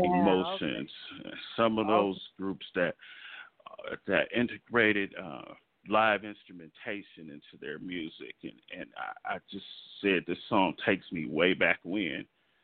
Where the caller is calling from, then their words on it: Los Angeles, California, United States; I am calling from sunny Los Angeles, California.